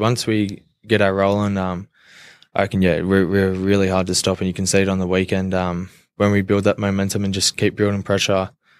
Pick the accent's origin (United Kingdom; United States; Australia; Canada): Australia; Castle Hill, New South Wales; Grew up in Castle Hill, proud Indigenous boy, went to Patrician Brothers College